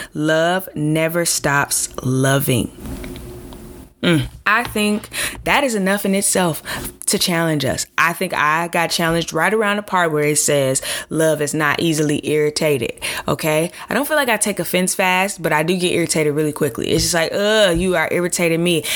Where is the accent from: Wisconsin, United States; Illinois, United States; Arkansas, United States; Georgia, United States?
Illinois, United States; Chicago; I'm from from from Chicago